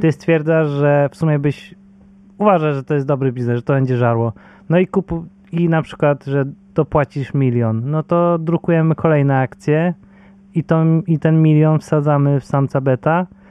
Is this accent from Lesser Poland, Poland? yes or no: no; Bydgoszcz, Kuyavian-Pomeranian Voivodeship, Poland; ja jestem z Bydgoszczy